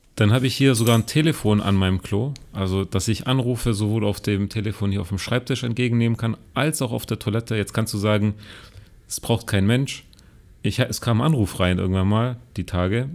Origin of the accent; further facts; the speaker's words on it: Germany; now in China; bei uns in Deutschland